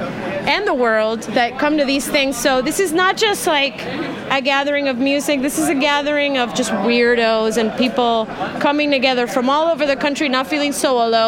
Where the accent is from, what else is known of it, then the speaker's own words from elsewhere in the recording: Oakland, California, United States; also born or lived in Puerto Rico; I'm from Oakland and Puerto Rico. I kind of, switch times from there